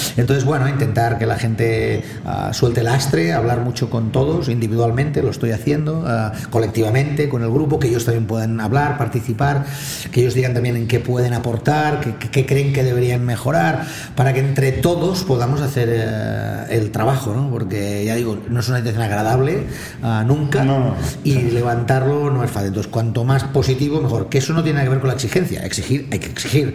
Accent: Barcelona, Catalonia, Spain; mi familia vive allá, al lado mismo mm. de la calle Bagur, ¿no? Mm en la carretera de Sans y de pequeño de infantil creo que fue, mi padre me llevó a jugar al Jack

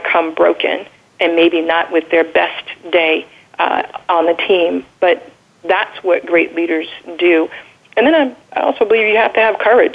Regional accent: United States; I'm the American

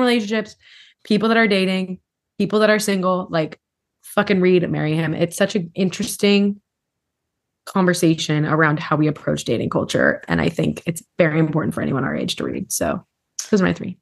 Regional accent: Hawaii, United States; growing up in Hawaii

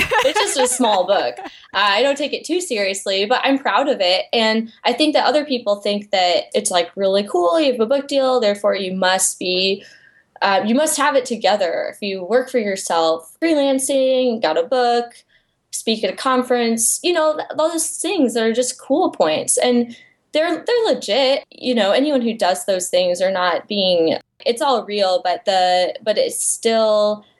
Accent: Iowa, United States; moved away as an adult; now in Texas, United States; I grew up in Iowa in a very small town, and I was always the artsy kid.

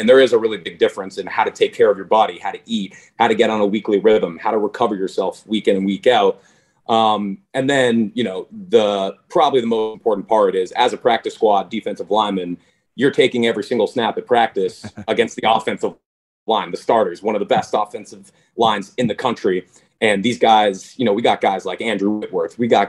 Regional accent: Canada; I'm obviously honored to represent Canada

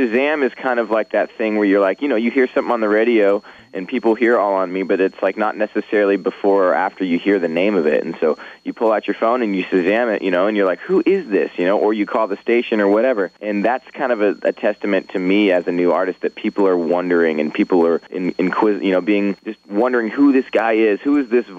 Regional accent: Orangevale, California, United States; also born or lived in Sacramento / Folsom; I grew up in Northern California. I'm from a town called Folsom, I'm from a town called Orangeville, which is right next to Folsom

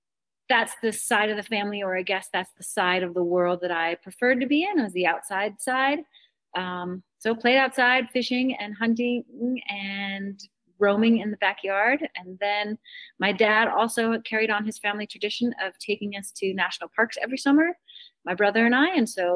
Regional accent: Minnesota, United States; now in Estes Park, United States; So I grew up in Minnesota

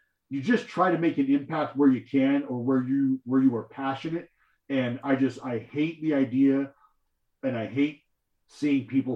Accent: Stockton, California, United States; also born or lived in Lubbock, Texas; I lived in my hometown in Stockton, California

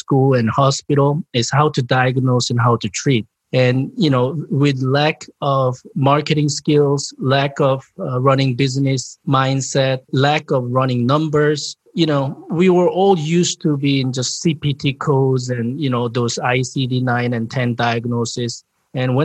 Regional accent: South Korea; English is a second language; moved away as an adult; also born or lived in Japan; now in United States; I'm originally from South Korea 30 years ago.

